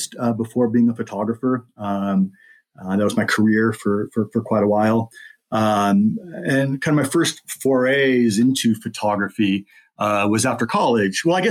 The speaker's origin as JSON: {"language": "English", "region": "Southern California", "country": "United States", "tie": "born or raised there", "lives_now": "Groveland, United States", "said": "I grew up in Southern California"}